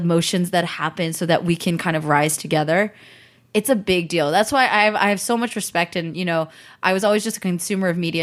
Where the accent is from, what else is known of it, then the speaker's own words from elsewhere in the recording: the Bay Area, California, United States; I grew up in the Bay, like right there